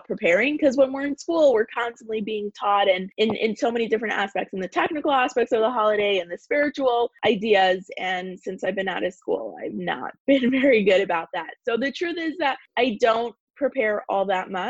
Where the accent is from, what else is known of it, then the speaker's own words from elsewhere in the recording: Toronto, Ontario, Canada; moved away as an adult; also born or lived in California; I was moving from Toronto, where I'm from originally, to California.